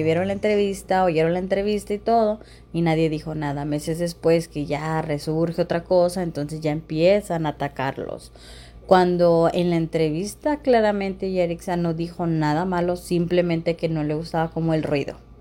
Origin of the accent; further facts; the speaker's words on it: Mexico; yo también soy mexicana